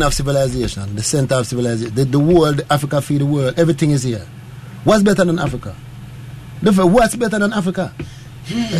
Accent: Jamaica; As a Jamaican

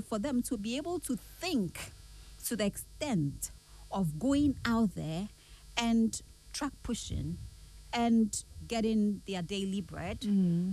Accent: Kumasi, Ashanti, Ghana; I was born and bred in the Ashanti region, Kumasi

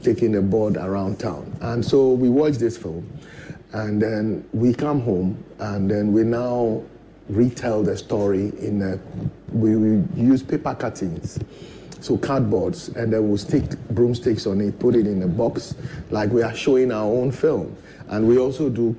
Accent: Keta, Volta, Ghana; I was born in Kitale, and incidentally, our house was next to a cinema house called Croydon

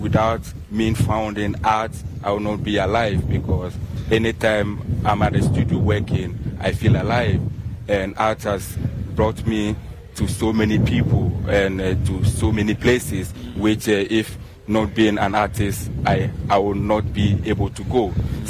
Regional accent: Ghana; now in Germany; because I'm a Ghanaian, but I live in Germany. That's where I have my studio, and I also have a studio here in Ghana.

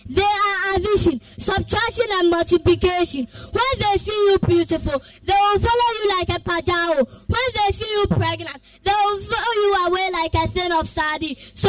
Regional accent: Ghana; I come from Silver Life, Ghana.

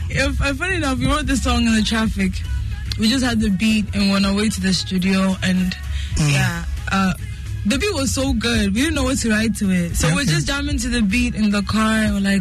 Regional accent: Ghana; No, I'm fully Ghanaian.

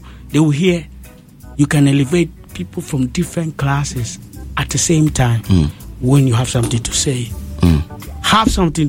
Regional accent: Ghana; I come from Ghana

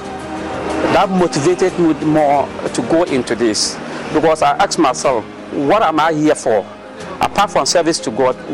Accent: Dondoli community, Upper West, Ghana; I am from Dondoli community, a suburb of one municipality in Upper West region of Ghana

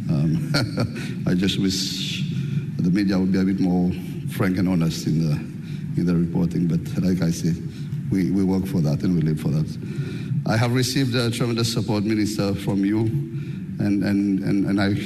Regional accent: Seychelles; now in Ghana; I'm from Seychelles.

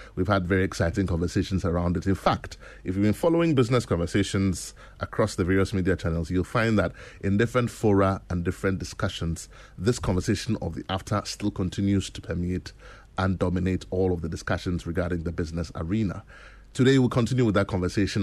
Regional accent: Ghana; we celebrate everything that makes us Ghanaian

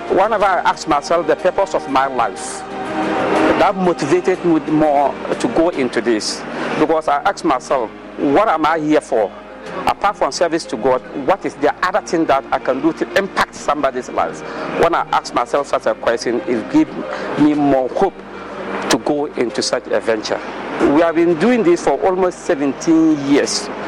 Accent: Dondoli, Upper West, Ghana; I am from Dondoli community, a suburb of one municipal in Upper West region of Ghana.

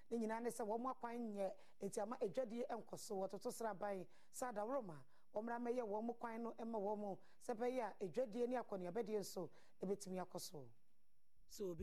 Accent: Saboba, Northern Region, Ghana; I'm from Saboba, okay. Saboba town.

